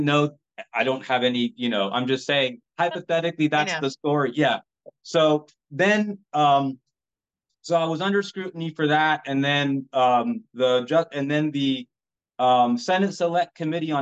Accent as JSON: {"language": "English", "country": "United States", "tie": "born or raised there", "said": "We are American citizens. We are not foreign anything, right? Born and raised"}